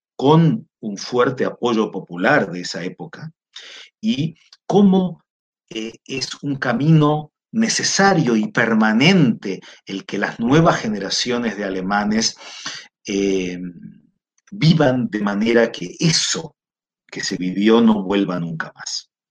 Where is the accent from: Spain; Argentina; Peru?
Argentina; now in Chile; yo soy argentino, vivo en Chile